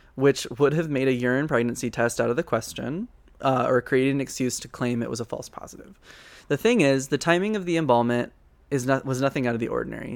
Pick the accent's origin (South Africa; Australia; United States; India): United States; the South; growing up in the South